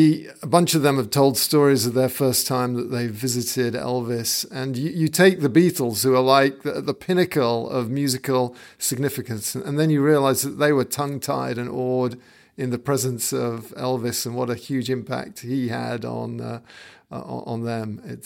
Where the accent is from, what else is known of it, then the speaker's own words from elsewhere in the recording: London, United Kingdom; moved away as an adult; also born or lived in San Francisco, United States / Coventry, England; now in San Diego, United States; Then we moved down to London, which is a little warmer and there's got a little bit more going on. So I kind of consider myself as a Londoner, but I love America as well.